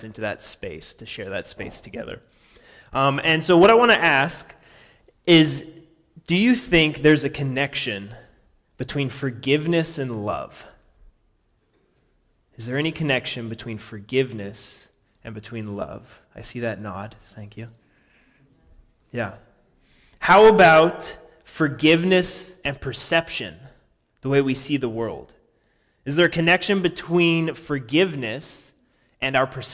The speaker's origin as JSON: {"language": "English", "region": "Washington", "country": "United States", "also_born_or_lived": "Montana", "said": "I'm from Washington State originally"}